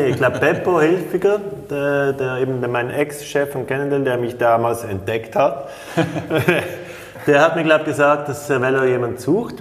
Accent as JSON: {"language": "German", "country": "Switzerland", "said": "als Schweizer"}